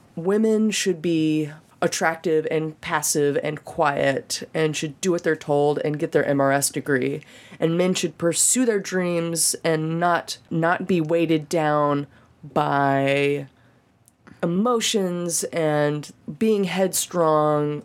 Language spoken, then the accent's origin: English; Birmingham, Alabama, United States; moved away as an adult; now in Nashville, United States; I grew up in Birmingham, Alabama.